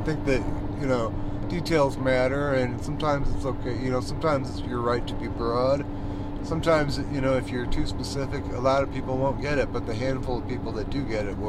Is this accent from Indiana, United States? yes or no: yes; South Bend, Indiana, United States; growing up in South Bend, yeah